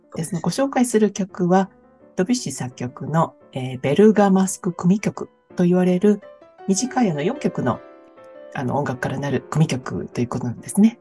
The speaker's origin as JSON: {"language": "Japanese", "region": "Kansai", "country": "Japan", "moved": "yes", "lives_now": "Sydney, Australia", "said": "関西人としては"}